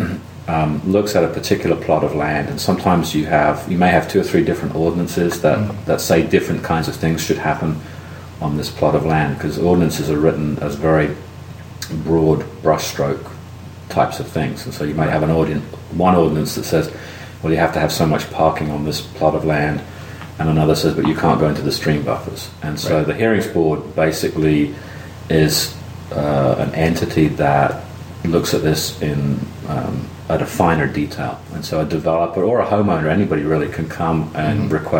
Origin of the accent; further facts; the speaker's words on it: London, United Kingdom; moved away as an adult; also born or lived in West Virginia / New Jersey; now in Athens, United States; Originally, I'm from London, and that's where I grew up. And I came to the U.S. in 1986 to go to school